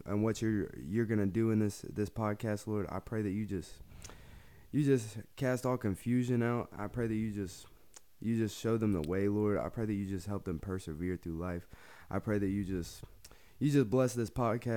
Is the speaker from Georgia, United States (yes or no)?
yes; Georgia, United States; I grew up in Georgia